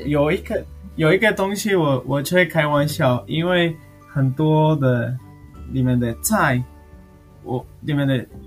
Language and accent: Chinese; Patagonia, Argentina; Chinese is a second language; moved away as an adult; now in Taiwan; 我二十八岁，我嗯。从阿根廷的南部过来了